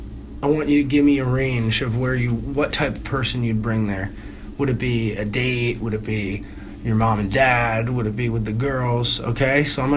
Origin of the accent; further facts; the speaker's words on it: East Coast, United States; now in Milwaukee, United States; I'm from the East Coast.